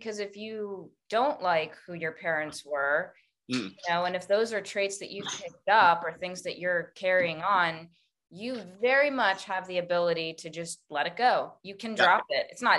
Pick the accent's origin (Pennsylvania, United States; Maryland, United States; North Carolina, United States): Maryland, United States; But like, it's some weird Northeastern accent that I'm from Maryland, but I've never lived up in the Northeast.